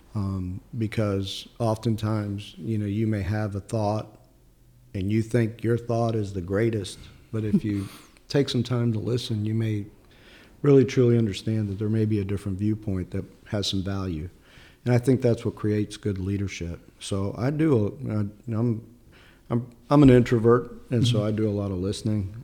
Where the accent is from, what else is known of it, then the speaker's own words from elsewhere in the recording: Chicago, Illinois, United States; English is a second language; moved away as an adult; also born or lived in Sicily, Italy; now in North Carolina, United States; I grew up in Chicago, originally born in Sicily.